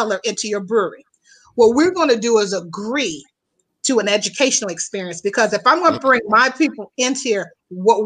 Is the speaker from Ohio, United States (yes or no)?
yes; Youngstown, Ohio, United States; moved away as an adult; also born or lived in Houston, Texas; now in Chicago, United States; my hometown in Youngstown, Ohio is where I'm from